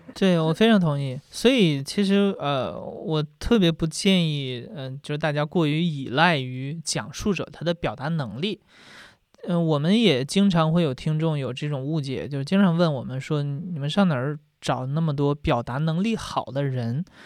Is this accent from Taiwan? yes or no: no; Northeast China, China; 因为东北的森林非常地好